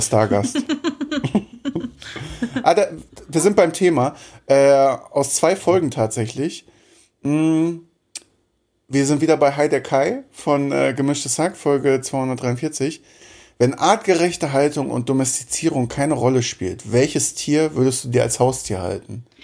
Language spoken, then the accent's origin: German; East Germany, Germany; ich komme aus dem Osten